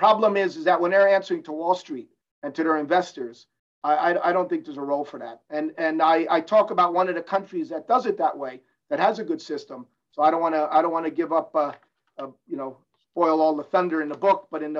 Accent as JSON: {"language": "English", "country": "Cuba", "said": "I'm a capitalist. I came from Cuba. I'm a capitalist."}